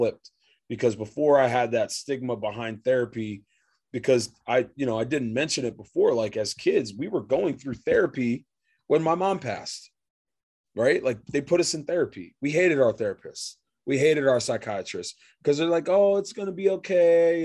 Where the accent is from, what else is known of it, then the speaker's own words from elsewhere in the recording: Reading, Pennsylvania, United States; moved away as an adult; also born or lived in Baltimore, Maryland / Las Vegas, Nevada; I grew up in Reading, PA